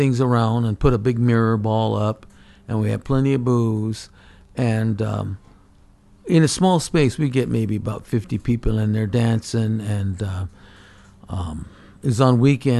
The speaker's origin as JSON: {"language": "English", "town": "Toyota", "region": "Aichi", "country": "Japan", "tie": "born or raised there", "also_born_or_lived": "Alaska", "said": "International Center in Nagoya, and they always had the shows there, so I always participated in that. And then my hometown of Toyota, where they world headquarters for the car, they had their city shows, and I always show there."}